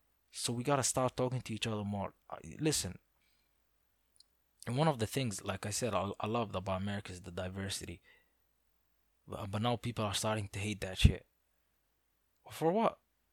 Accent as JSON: {"language": "English", "country": "United Arab Emirates", "tie": "born or raised there", "said": "I thank God every day for, growing up in the Middle East, because I feel that you could be a different religion and still be comfortable with it in most of the Middle East. So, like let's say in the UAE, I've had tons of Christian teachers."}